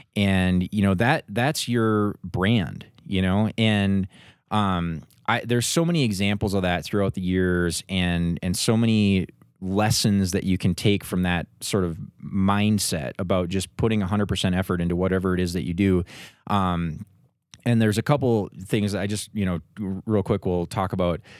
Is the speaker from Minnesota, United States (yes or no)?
yes; Minnesota, United States; moved away as an adult; now in Denver, United States; I grew up in Minnesota